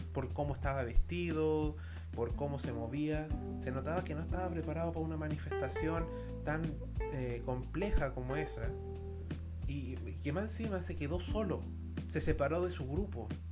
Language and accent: Spanish; Chile; soy de una institución bastante odiada en mi país